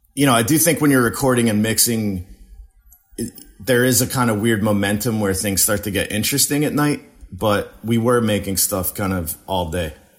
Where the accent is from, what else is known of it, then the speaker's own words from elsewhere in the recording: New Jersey, United States; moved away as an adult; also born or lived in Western Massachusetts; now in Philadelphia, United States; I grew up in Jersey